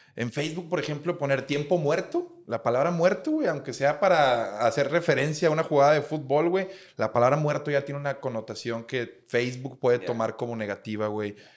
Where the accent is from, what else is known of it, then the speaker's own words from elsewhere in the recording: Monterrey, Nuevo León, Mexico; somos regios